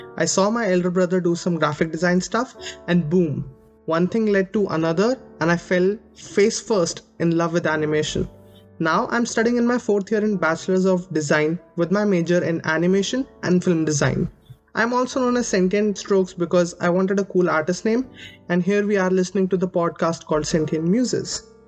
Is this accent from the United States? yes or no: no; Delhi, India; I grew up in Delhi, India